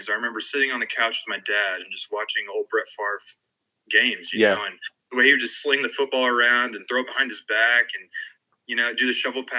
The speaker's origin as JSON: {"language": "English", "region": "Texas", "country": "United States", "moved": "as an adult", "lives_now": "Cleveland, United States", "said": "I'm from Texas"}